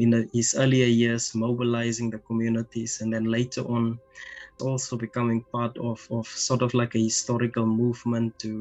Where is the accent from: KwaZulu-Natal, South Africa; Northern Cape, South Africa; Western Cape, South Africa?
Northern Cape, South Africa; Kalahari; now in Cape Town, South Africa; I'm originally from the Kalahari in South Africa, but I'm currently based in Cape Town